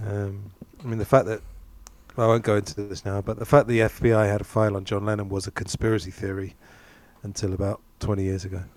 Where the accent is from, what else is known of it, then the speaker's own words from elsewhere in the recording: England, United Kingdom; growing up in England